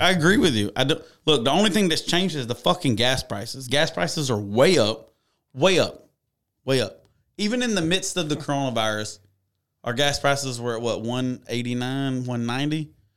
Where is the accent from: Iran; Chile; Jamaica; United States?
United States; I'm still American